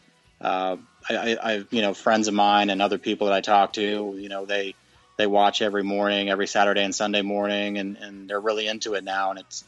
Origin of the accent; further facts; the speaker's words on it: United States; now in Tampa, United States; as an American